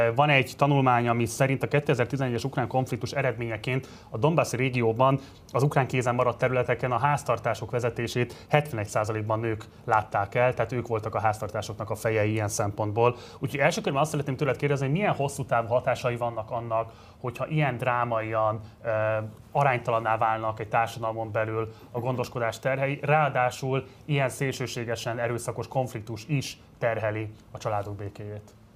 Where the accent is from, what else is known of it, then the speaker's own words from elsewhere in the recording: Budapest, Hungary; tőzsgyökeres Pesti vagyok